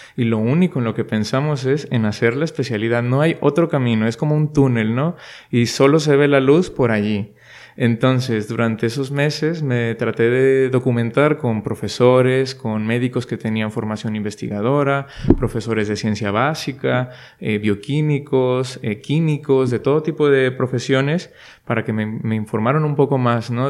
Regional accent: Monterrey, Nuevo León, Mexico; first language Spanish; moved away as an adult; now in Madrid, Spain; los que somos de Monterrey y hemos estado siempre pues en casa de los padres

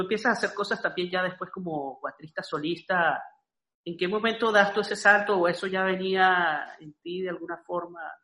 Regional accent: Andes, Venezuela; yo, soy de los Andes

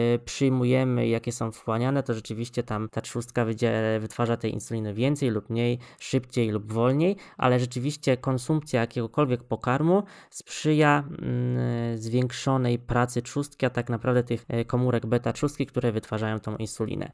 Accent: Poznań, Greater Poland, Poland; Ja bym chciała stanąć jako Wielkopolanin w obronie Pyry

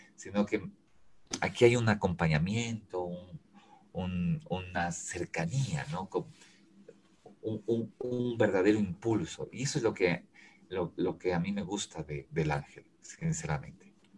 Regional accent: Quito, Pichincha, Ecuador; also born or lived in Ambato; La, ciudad a la que yo he, pertenecido y he vivido y eh, eh, he vivido eh, su pulso, su movimiento, es Quito

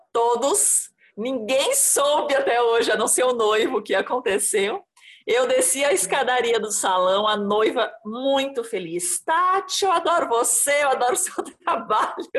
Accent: Santa Catarina, Brazil; also born or lived in São Paulo; now in Embu das Artes, Brazil; Eu sou catarinense, já morei em vários lugares em São Paulo

